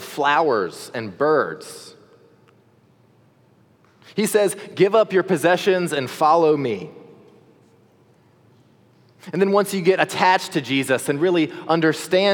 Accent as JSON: {"language": "English", "region": "the South", "country": "United States", "said": "As a Southerner"}